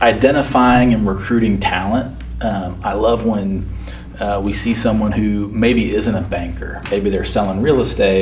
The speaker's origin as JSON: {"language": "English", "town": "Oklahoma City", "region": "Oklahoma", "country": "United States", "tie": "born or raised there", "also_born_or_lived": "Indianapolis / Sedalia", "moved": "yes", "said": "I grew up in Oklahoma City"}